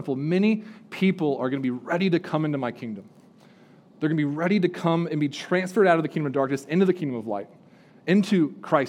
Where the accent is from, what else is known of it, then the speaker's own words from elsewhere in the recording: California, United States; now in Spruce Pine, United States; I grew up in California, live in Spruce Pine